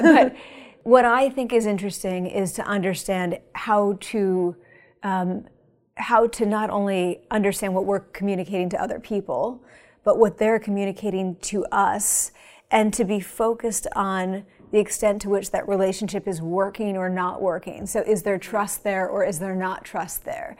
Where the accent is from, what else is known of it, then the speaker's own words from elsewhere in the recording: Pennsylvania, United States; moved away; It's nice to be in my home state